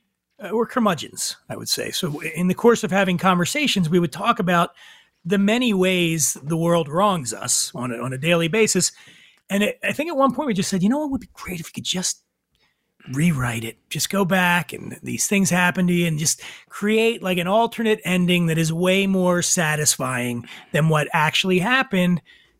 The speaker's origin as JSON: {"language": "English", "town": "Philadelphia", "region": "Pennsylvania", "country": "United States", "lives_now": "Los Angeles, United States", "said": "I'm from Philly. That's a city."}